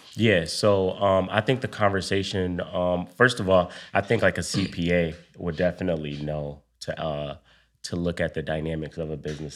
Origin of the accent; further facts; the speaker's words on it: Buffalo, New York, United States; moved away as an adult; also born or lived in DMV (Washington, D.C. area); now in Washington, D.C. area, United States; I'm from Buffalo, New York. Moved to the D M V a few years ago